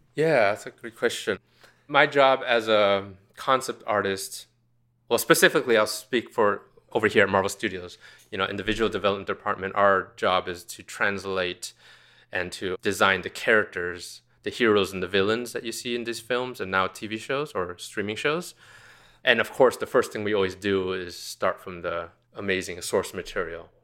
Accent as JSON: {"language": "English", "area": "Orange County", "region": "California", "country": "United States", "tie": "born or raised there", "said": "I grew up in Orange County in, in California"}